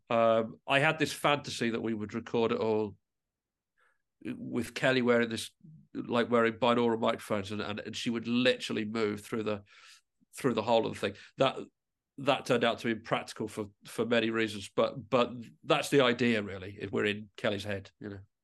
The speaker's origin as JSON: {"language": "English", "region": "England", "country": "United Kingdom", "moved": "yes", "lives_now": "Midlothian, United Kingdom", "said": "I am originally from England, but I moved to Midlothian, and I live very close to the Scottish Mining Museum"}